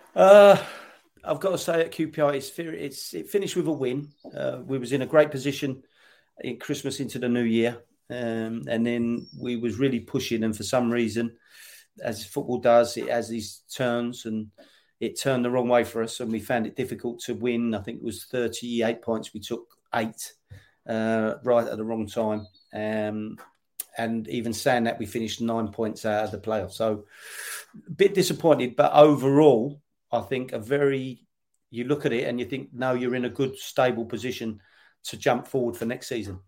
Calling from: London, United Kingdom; I'm calling you from, well, uh, London, but Faden, it's more Essex side of London

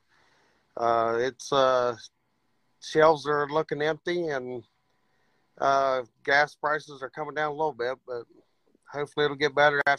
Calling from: Ohio, United States

